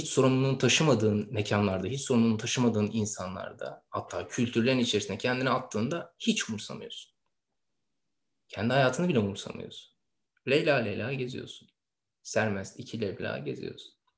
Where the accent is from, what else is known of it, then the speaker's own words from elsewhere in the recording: Istanbul, Turkey; İstanbul'da dünyaya gelmiş bir insan evladı olduğumu düşünüyorum. En azından bana böyle söylendi. Ee, İstanbul'da büyüdüm. Şu yaşımda hala İstanbul'dayım.